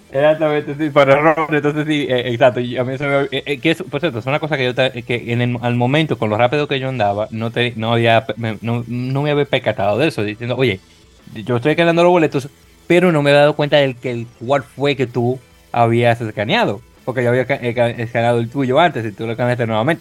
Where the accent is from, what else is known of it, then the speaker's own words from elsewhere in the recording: Dominican Republic; dominicano al fin